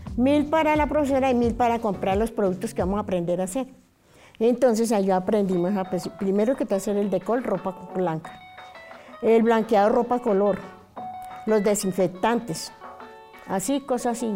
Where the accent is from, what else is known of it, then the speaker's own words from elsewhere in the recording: Barbosa, Santander, Colombia; also born or lived in Zipaquirá, Cundinamarca; Nací en Zipaquirá, Cundinamarca. Eh, muy pequeña me llevaron a Barbosa, Santander del Sur. Allá me crié